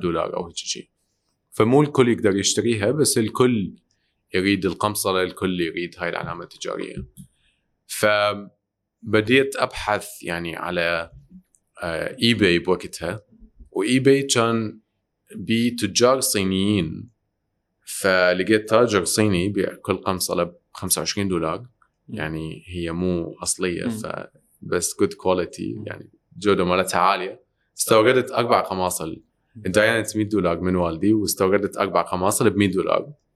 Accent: Iraq; moved away; احنا ساكنين برا كنا طلعنا ب 98 من العراق

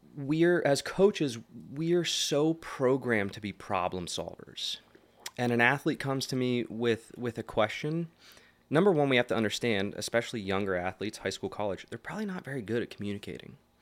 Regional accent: Lebanon, Pennsylvania, United States; I grew up, uh, in Lebanon. Um, I went to Elko, so we were that Shapers Town area

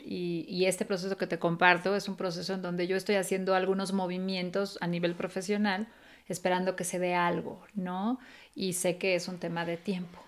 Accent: Mexico City, Mexico; moved away; yo nací en la colonia Roma y yo crecí en la Condesa y la Roma.

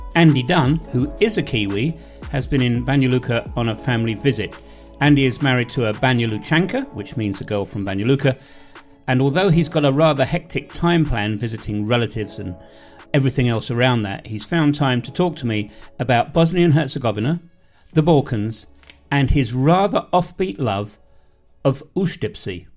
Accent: England, United Kingdom; my experiences coming from the United Kingdom

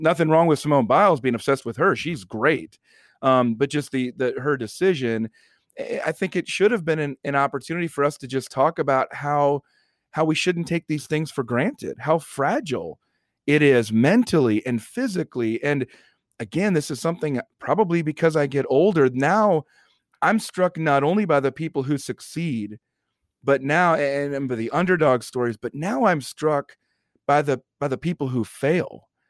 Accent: United States; as an American

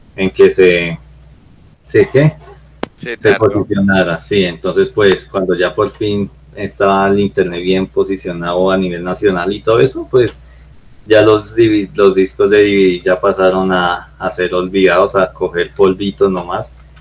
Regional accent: Colombia; todos somos aquí colombianos

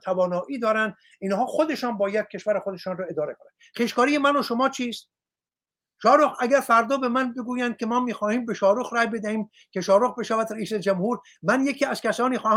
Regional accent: Iran; moved away; من نزدیک به سی سال سی و یک سال است که از ایران بیرون آمدم

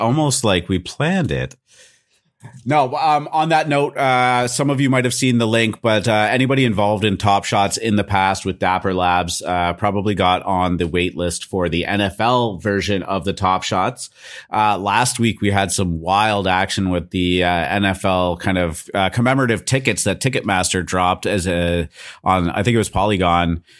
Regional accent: Canada; I'm Canadian

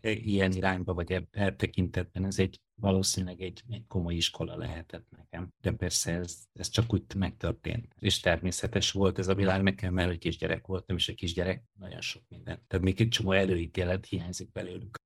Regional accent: Hungary; born or raised there

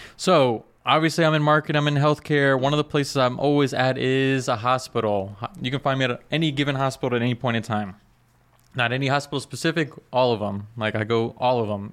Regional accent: South Florida, United States; I'm from South Florida

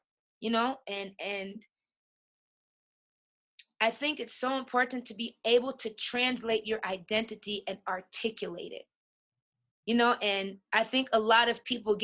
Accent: New York, United States; moved away; also born or lived in Colorado; I'm from New York. In New York, I come from Hollis, Queens

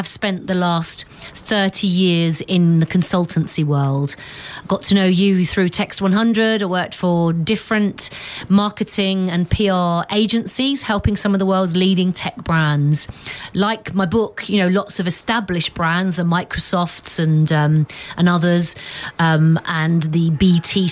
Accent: London, United Kingdom; I was born in Tottenham on the 11th floor of a block of flats.

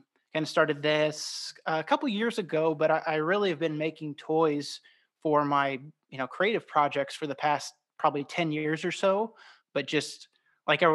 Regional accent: Effingham, Illinois, United States; now in St. Louis, United States; I grew up in Effingham, which is like southern Illinois

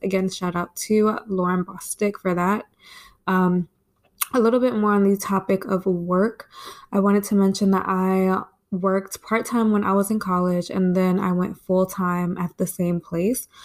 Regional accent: Maryland, United States; I actually just stayed home in my hometown, town in Maryland, and I like it

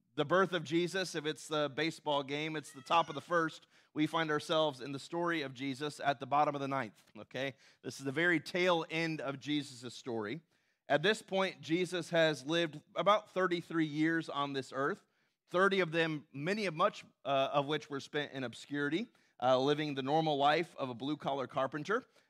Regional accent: Tennessee, United States; moved away; when I was growing up in Tennessee

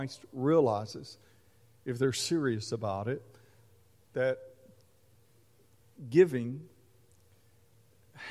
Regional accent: Mesquite, Texas, United States; as a kid growing up in Mesquite, Texas, near Dallas

